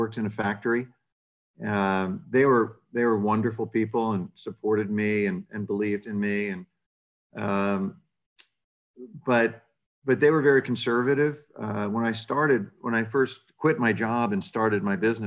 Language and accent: English; New England, United States; also born or lived in New Jersey / Boston; in the Northeast, in New England, mostly New England. I was born in New Jersey.